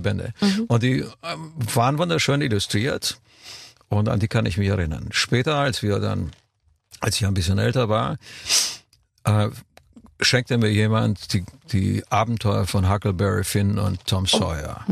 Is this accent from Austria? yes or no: no; Romania; moved away; als Kind in Rumänien